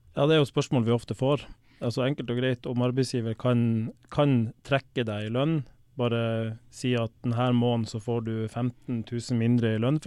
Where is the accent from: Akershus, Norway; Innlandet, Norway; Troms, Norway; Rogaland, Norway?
Troms, Norway; Balsfjord; now in Sørum, Norway; Opprinnelig så kommer jeg fra Balsfjord i Troms. Eh, vokste opp på et gårdsbruk med melkekyr